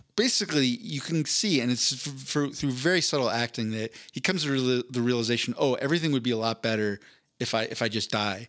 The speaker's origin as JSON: {"language": "English", "region": "East Coast", "country": "United States", "tie": "born or raised there", "said": "I grew up on the East Coast"}